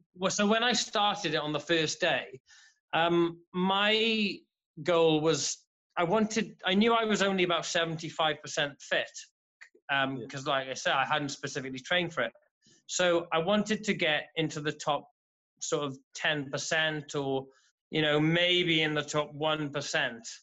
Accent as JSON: {"language": "English", "town": "Haverfordwest", "region": "Wales", "country": "United Kingdom", "tie": "born or raised there", "said": "I'm from Haverford West in uh, Pembrokeshire in southwest Wales"}